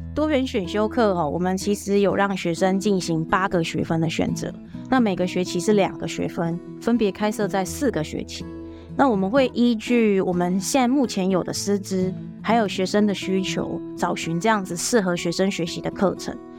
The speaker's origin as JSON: {"language": "Chinese", "region": "Pingtung County", "country": "Taiwan", "said": "我刚一开始就提到我是屏东人，然后我也只有大学出去了四年，可是我就回来屏东"}